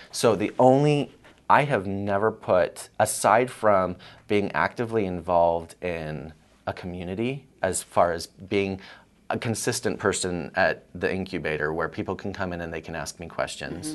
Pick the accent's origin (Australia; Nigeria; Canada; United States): United States; Colorado; also born or lived in New York; I was from Colorado